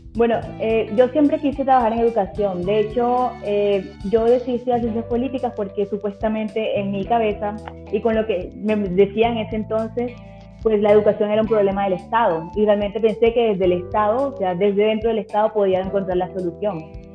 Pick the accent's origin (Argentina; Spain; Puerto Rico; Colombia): Colombia; La Guajira; yo vengo de La Guajira, así que realmente me inspiró mi origen también, el origen de muchos familiares, y de muchas compañeras de mi colegio